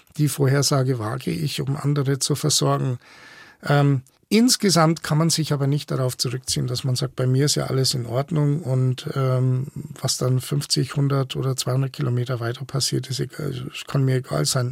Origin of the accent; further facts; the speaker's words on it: Franconia, Bavaria, Germany; ich bin aufgewachsen in Franken